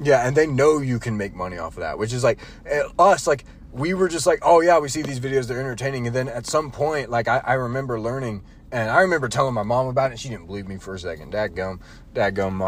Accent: North Carolina, United States; We we were all born and raised in North Carolina.

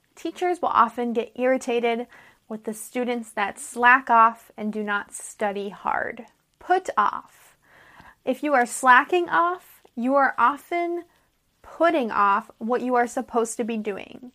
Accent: United States; I'm an American English teacher

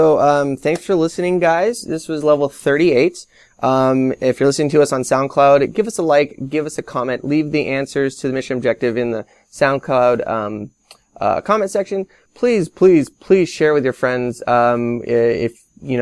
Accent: Podunk, Alaska, United States; I'm from Podunk, Alaska.

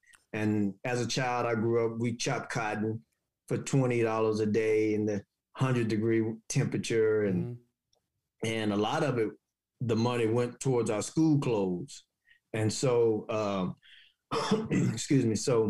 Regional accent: Haytown, Missouri, United States; moved away; I'm originally from Haytown, Missouri, a small little town south of St. Louis, like 3.5 hours, maybe 4 hours south of St. Louis. It was small. We had dirt roads, outhouses.

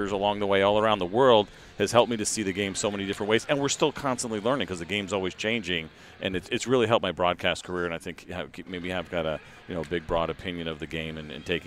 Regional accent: Northeast, United States; growing up in the Northeast

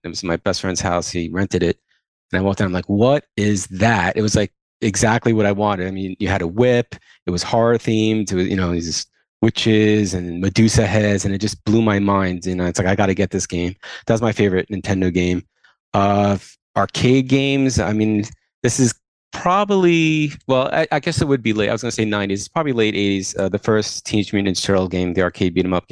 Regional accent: Long Island, New York, United States; I grew up on Long Island. I'm still there now

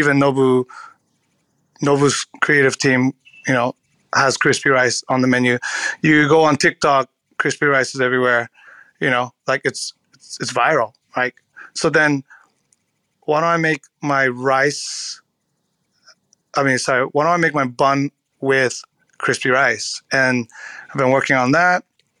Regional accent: California, United States; I can talk shit about California roll because I'm from California.

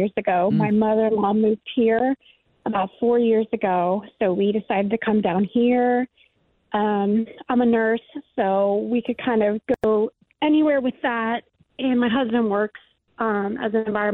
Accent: Cincinnati, Ohio, United States; moved away as an adult; I love, love, love my hometown

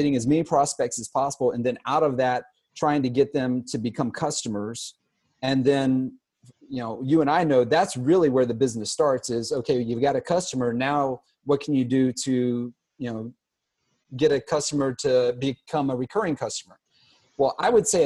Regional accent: Savannah, Georgia, United States; also born or lived in Pittsburgh, Pennsylvania / Atlanta, Georgia; now in Boca Raton, United States; I was actually born in Pittsburgh, Pennsylvania, but I grew up in Savannah, Georgia, and on the coast

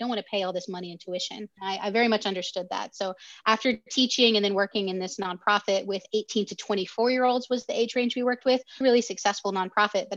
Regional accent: the South, United States; accent: Southern; I was raised by a single mom down south

